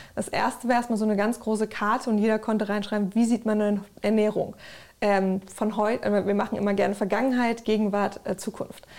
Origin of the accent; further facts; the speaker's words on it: Germany; so aufgewachsen in Deutschland, Europa